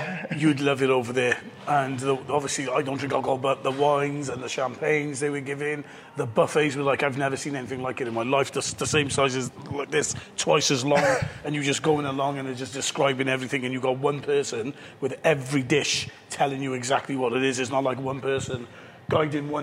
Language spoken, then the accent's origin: English; Iraq; now in Cardiff, United Kingdom; I'm from Iraq